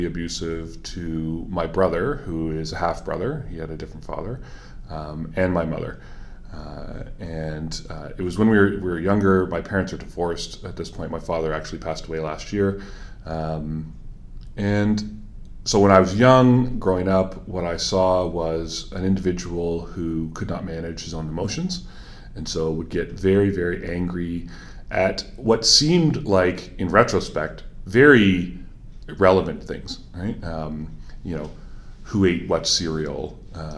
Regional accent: Milton, Ontario, Canada; also born or lived in Waterloo, Ontario / Guelph, Ontario; now in Puslinch, Canada; I grew up in Milton. So I'm relatively local

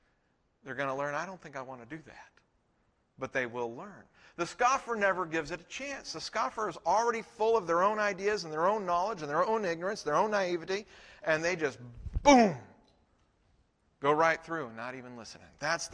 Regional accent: Texas, United States; When I went to seminary, I came from Texas to Colorado, and as far as I knew, in all the churches I'd been in, women couldn't be pastors.

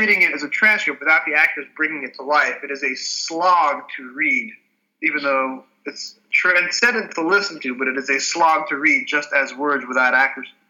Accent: New York suburbs, United States; I grew up in the New York suburbs in a suburb that was half Catholic, half Jewish.

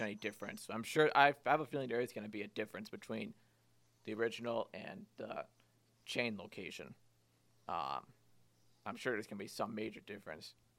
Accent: Wilmington, Massachusetts, United States; my hometown

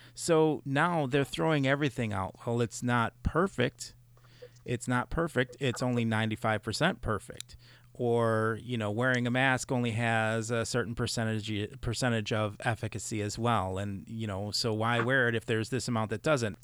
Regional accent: Chicago, Illinois, United States; now in Reedsburg, Wisconsin, United States; having grown up in Chicago

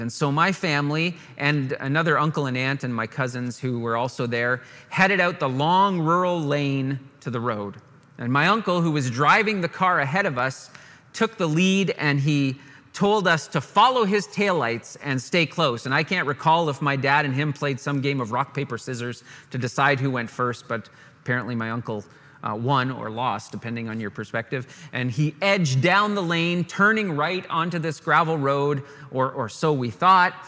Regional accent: Canada; we're sheltered Canadian boys among the hillbillies of Virginia

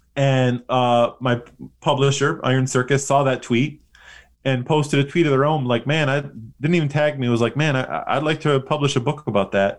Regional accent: West Bloomfield, Michigan, United States; now in Busan, South Korea; I, uh, grew up in West Bloomfield

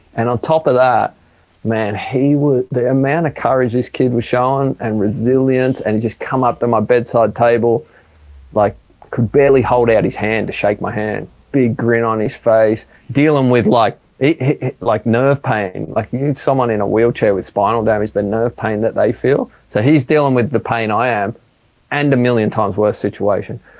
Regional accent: Sydney, New South Wales, Australia; growing up in Maroubra

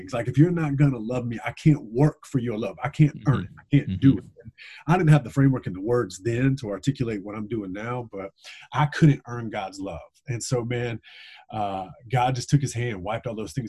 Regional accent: Gilbert, South Carolina, United States; moved away as an adult; also born or lived in Charleston, South Carolina; now in North Carolina, United States; I grew up in a small town in South Carolina called Gilbert, South Carolina

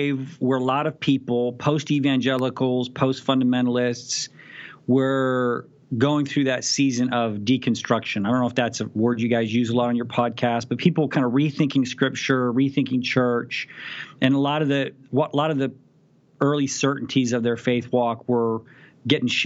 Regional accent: Abilene, Texas, United States; born or raised there

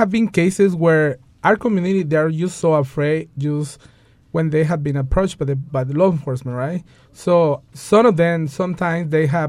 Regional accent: Mexico; Like, you know, I'm from Mexico, you know, and things like that.

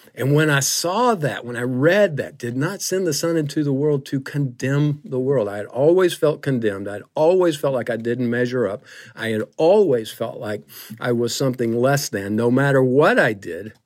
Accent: Griffin, Georgia, United States; I grew up in the South, forty miles south of Atlanta, a little town called Griffin

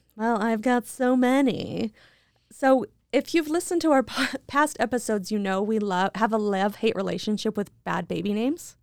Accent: Idaho, United States; I'm from Idaho

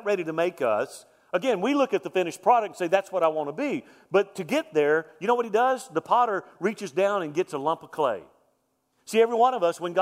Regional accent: Deep South, United States; I'm from Deep South.

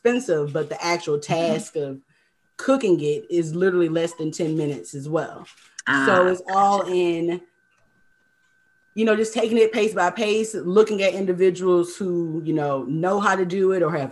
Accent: Mobile, Alabama, United States; now in Lakeland, United States; I'm originally from Mobile, Alabama

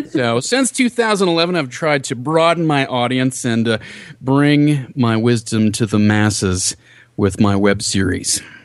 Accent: Minnesota, United States; I'm from Minnesota

